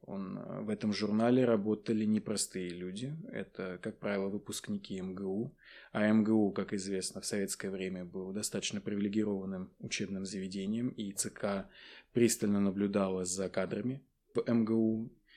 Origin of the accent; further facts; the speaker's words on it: Naberezhnye Chelny, Tatarstan, Russia; moved away as an adult; первое высшее образование я получил в своем родном городе. Вот, я родом из Татарстана